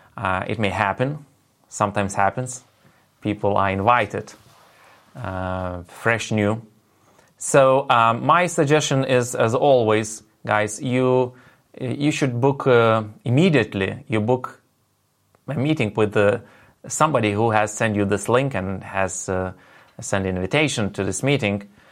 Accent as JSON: {"language": "English", "country": "Lithuania", "first_language": "Lithuanian", "second_language": "English", "said": "my native language is Lithuanian"}